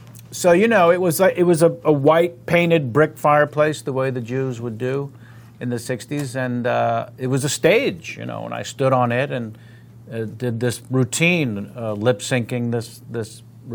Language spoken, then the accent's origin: English; San Francisco, California, United States; I'm from San Francisco. The other great city, and everyone thinks I'm from New York.